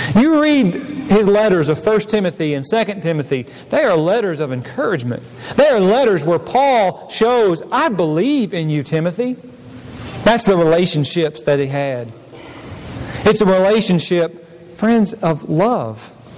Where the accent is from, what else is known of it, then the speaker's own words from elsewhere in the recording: Missouri, United States; moved away as an adult; I came from Missouri and not Tennessee